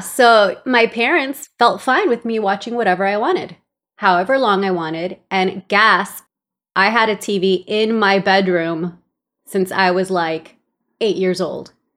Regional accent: Los Angeles, California, United States; born or raised there; English is a second language; also born or lived in El Salvador

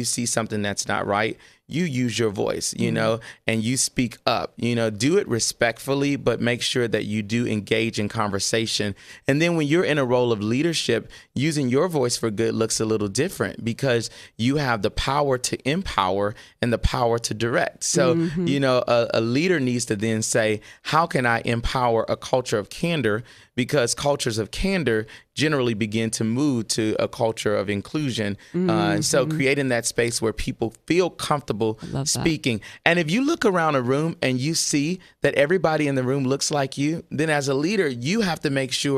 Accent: Louisiana, United States; I'm from Louisiana.

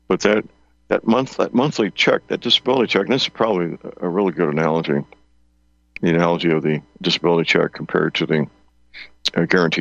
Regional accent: St. Louis, Missouri, United States; my hometown, St. Louis

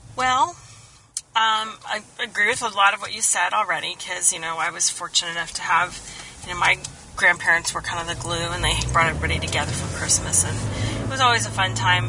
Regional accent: Kansas, United States; I grew up in Kansas.

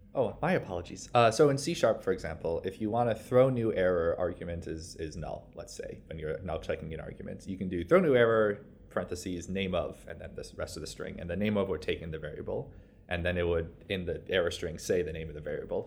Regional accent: New York, United States; I'm from New York

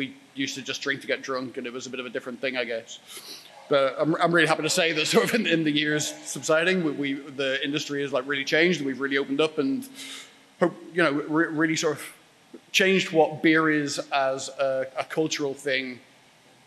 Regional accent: Dublin, Leinster, Ireland; moved away; I was born in Dublin in 1980. So obviously I'm from Ireland originally.

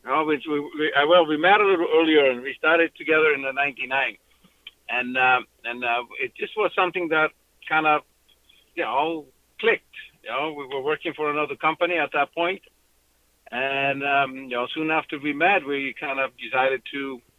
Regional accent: Iceland; now in Southern California, United States; grow, grow up in a different place uh, like Iceland

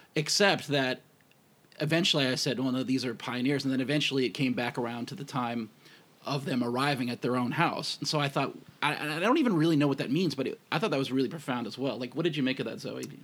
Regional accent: United States; I'm American too

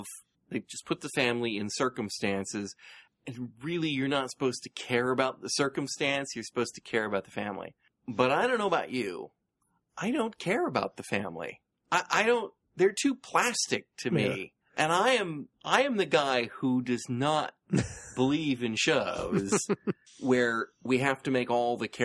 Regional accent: United States; some of us growing up in the United States

